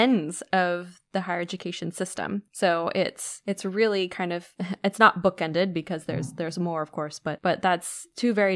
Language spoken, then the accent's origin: English; United States; I'm from the United States